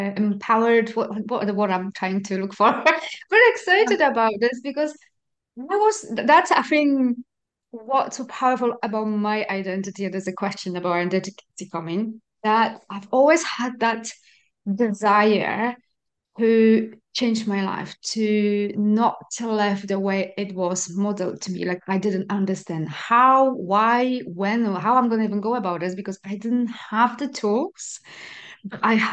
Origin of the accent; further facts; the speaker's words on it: Poland; moved away; I'm Polish, I grew up in Poland.